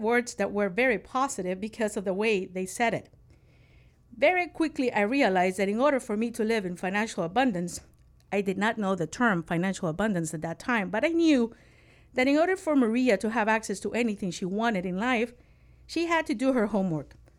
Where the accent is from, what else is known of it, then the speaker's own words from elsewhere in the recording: Nicaragua; growing up in Nicaragua